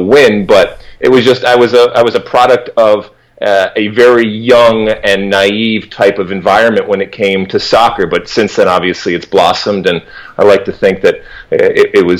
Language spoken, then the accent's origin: English; Detroit, Michigan, United States; I grew up in Detroit, Michigan